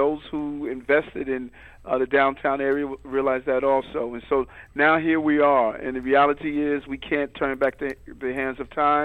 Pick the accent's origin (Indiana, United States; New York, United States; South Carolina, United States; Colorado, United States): New York, United States; New York City; when I grew up in Brooklyn